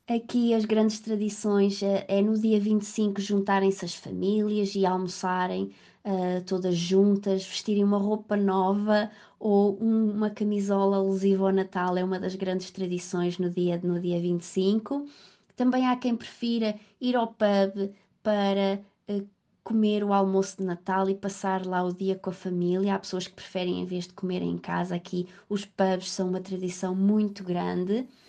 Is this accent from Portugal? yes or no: yes; Faial, Azores, Portugal; moved away as an adult; also born or lived in Coimbra, Portugal / London, United Kingdom; now in Liverpool, United Kingdom; sou natural do Faial, dos Açores.